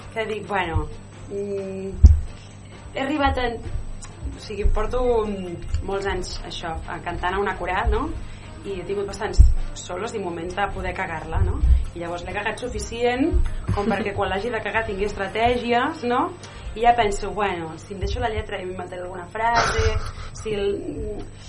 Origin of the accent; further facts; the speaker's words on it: Terrassa, Catalonia, Spain; soc de Terrassa o de Sabadell